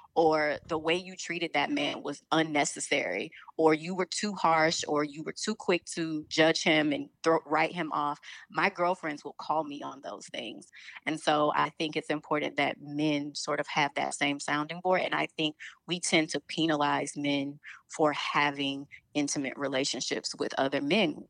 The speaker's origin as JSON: {"language": "English", "town": "Chicago", "region": "Illinois", "country": "United States", "also_born_or_lived": "New York", "said": "I'm from Chicago"}